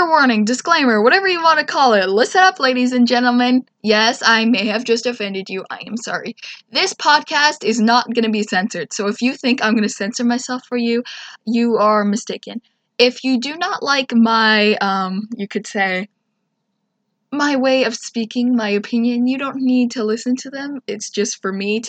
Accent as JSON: {"language": "English", "country": "Canada", "said": "as a Canadian kid"}